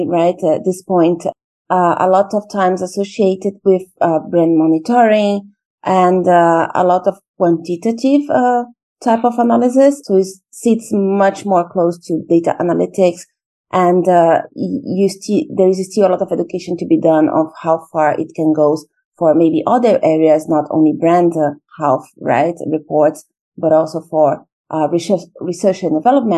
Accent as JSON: {"language": "English", "country": "Brazil", "also_born_or_lived": "Russia / India / China / Portugal", "moved": "as an adult", "said": "I'm originally from Brazil"}